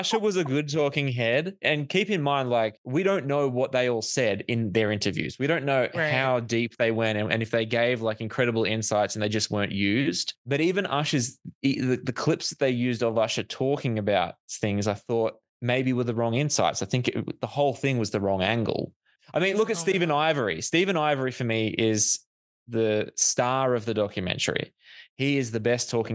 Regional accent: Australia; I'm white Australian

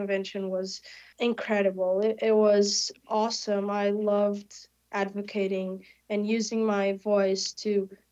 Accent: Portugal; moved away as an adult; now in Tampa, United States; I am a kid from Portugal. I'm 20 years old, and I had never been in America before coming here

